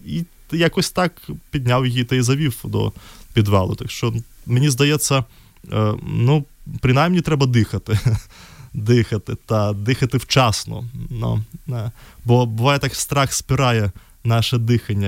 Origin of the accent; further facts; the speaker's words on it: Minsk, Belarus; Ukrainian is a second language; moved away as an adult; now in Lviv, Ukraine; в Білорусі я народився в місті Мінськ і там до 20 років мешкав